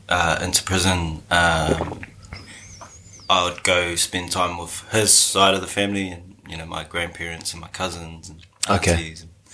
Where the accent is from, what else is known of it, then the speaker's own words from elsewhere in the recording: Lower Hutt, Wellington, New Zealand; I grew up in Lower Hutt in Wellington. There's a little house on Leighton Ave in Woburn, down by the train station there.